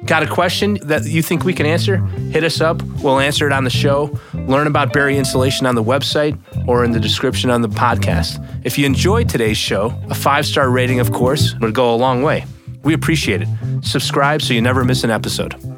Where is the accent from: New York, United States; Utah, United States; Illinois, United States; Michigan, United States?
Illinois, United States; outside of Chicago; in my parents' home growing up outside of Chicago